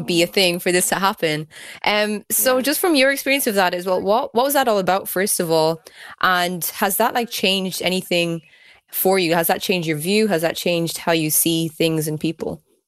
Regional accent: Kildare, Leinster, Ireland; I grew up in Kildare as well

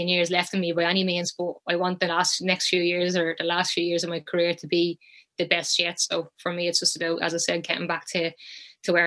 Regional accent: Ireland; moved away as an adult; also born or lived in Sunderland; I was back home in Ireland

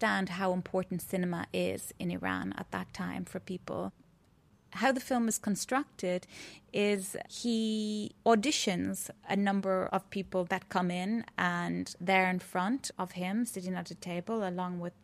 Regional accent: Ireland; also born or lived in Athens, Greece / Wicklow; I'm a Irish visual artist and filmmaker, currently based somewhere between Athens and Greece and Wicklow.

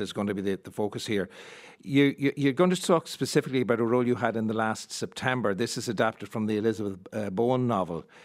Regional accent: Monaghan, Ulster, Ireland; as a Monaghan man

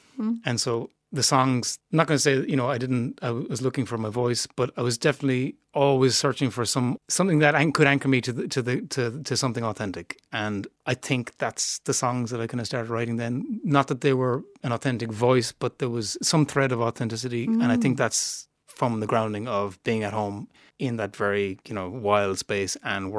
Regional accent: Clare Island, Connacht, Ireland; Yeah, growing up on Clare Island, we grew up in a bar. We had the pub.

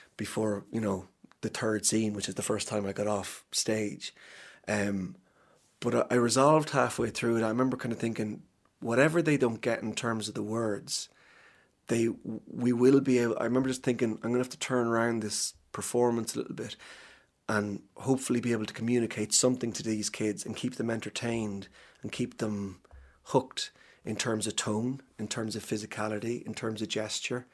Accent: Cavan, Ulster, Ireland; moved away; people who I grew up with in Cavan

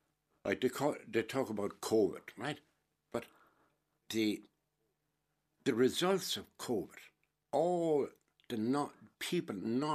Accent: Helvick, Munster, Ireland; Sure, I was brought up in Helby. That's why I have Cooper the Fuckle gum.

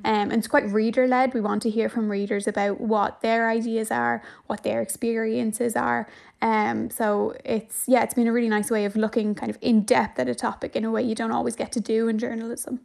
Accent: Dublin, Leinster, Ireland; I'm from Dublin as well

